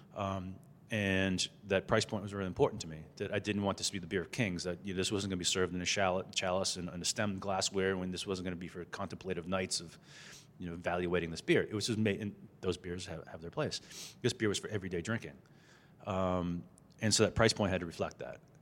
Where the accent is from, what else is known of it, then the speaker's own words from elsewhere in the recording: Boston, Massachusetts, United States; growing up in the Boston area